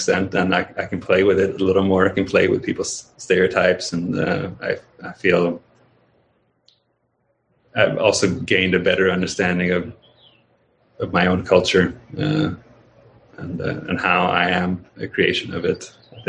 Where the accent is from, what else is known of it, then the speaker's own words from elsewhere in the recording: Sweden; moved away as an adult; now in United States; I left Sweden when I was 19. I came back for college, but then I left again, and I came to the States when I was 27.